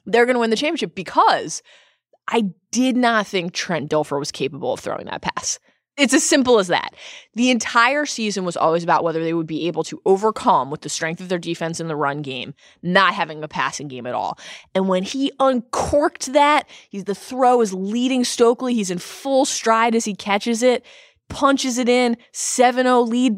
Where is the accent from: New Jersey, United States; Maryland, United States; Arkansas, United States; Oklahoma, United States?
Maryland, United States; Baltimore; A truly wonderful show about my hometown